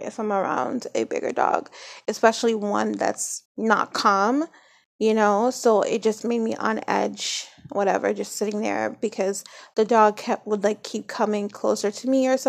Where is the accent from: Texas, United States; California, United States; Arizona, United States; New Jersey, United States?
New Jersey, United States; I grew up in Jersey